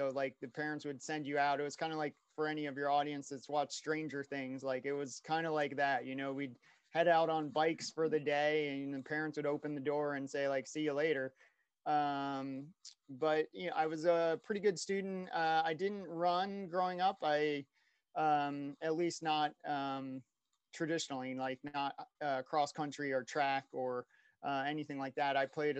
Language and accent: English; Oakton, Virginia, United States; So I was born in West Virginia, moved in fourth grade to Virginia. So Northern Virginia, right outside Washington, D.C., a place called Oakton.